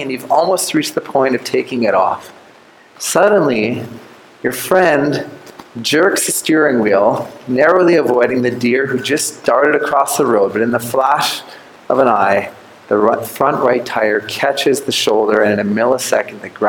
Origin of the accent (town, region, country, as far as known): Canada